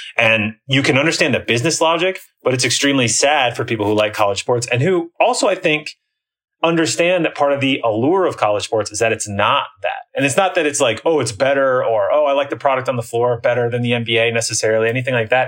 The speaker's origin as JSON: {"language": "English", "region": "Iowa", "country": "United States", "tie": "born or raised there", "also_born_or_lived": "Chicago / Washington, D.C. area", "moved": "yes", "lives_now": "near Washington, D.C., United States", "said": "I grew up in Iowa"}